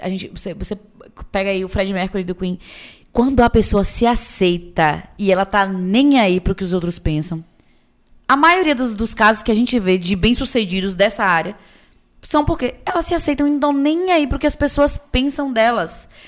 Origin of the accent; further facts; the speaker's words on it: Itabuna, Bahia, Brazil; moved away as an adult; also born or lived in Feira de Santana; eu sou cria do Santo Antônio, vista do Novo Horizonte com o pau caído. Qualquer um de Tabuna que pesquisa sabe